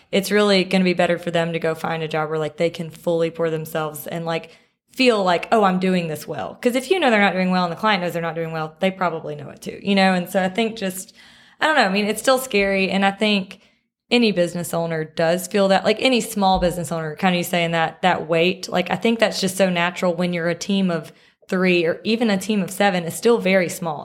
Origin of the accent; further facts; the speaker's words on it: Picayune, Mississippi, United States; now in Jackson, United States; I am from Picayune, Mississippi, um, which is kind of, people here say the coast.